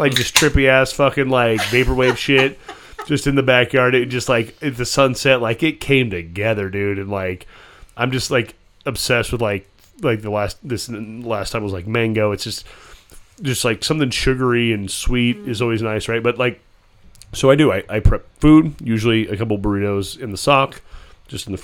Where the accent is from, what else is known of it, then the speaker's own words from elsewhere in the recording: Pinetop-Lakeside, Arizona, United States; moved away; I'm from Pine Top